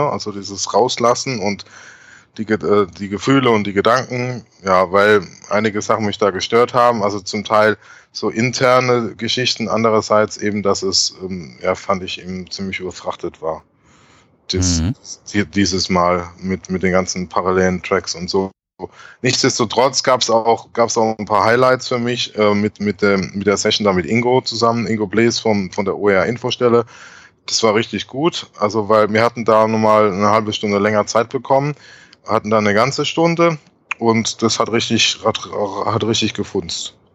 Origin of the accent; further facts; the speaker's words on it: Heidelberg, Baden-Württemberg, Germany; Dann war ich äh, in Heidelberg, in meiner Heimat, und hatte die große Ehre, zum ersten Mal, also ich glaube mhm. das erste Mal einen Vortrag in meiner Heimat, also in der Kurpfalz, zu halten.